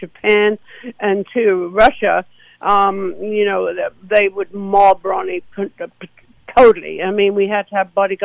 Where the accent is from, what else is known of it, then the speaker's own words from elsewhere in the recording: Essex, East of England, United Kingdom; moved away as an adult; now in United States; I'm from Essex in England